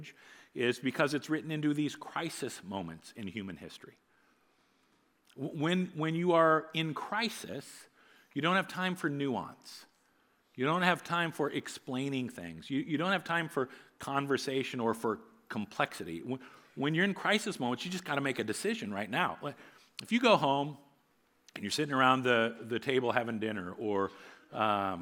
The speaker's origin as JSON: {"language": "English", "town": "New Providence", "region": "Iowa", "country": "United States", "tie": "born or raised there", "said": "I grew up in New Providence, Iowa, a little farming community about an hour north of here"}